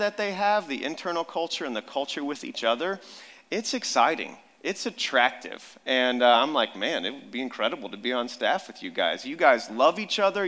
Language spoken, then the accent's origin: English; Amarillo, Texas, United States; moved away; I grew up down in Amarillo, Texas, West Texas